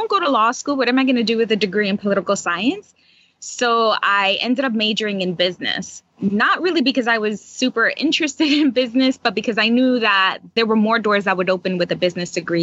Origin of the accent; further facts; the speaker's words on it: New York City, New York, United States; I am a native New Yorker, born and raised in New York City, and specifically in the Bronx